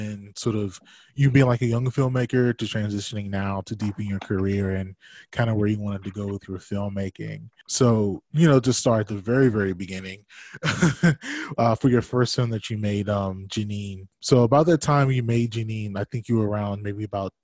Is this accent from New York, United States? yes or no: no; Washington, District of Columbia, United States; I was born in DC